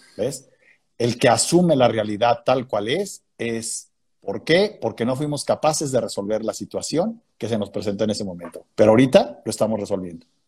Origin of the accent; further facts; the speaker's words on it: León, Guanajuato, Mexico; moved away; Yo nací en León, Guanajuato.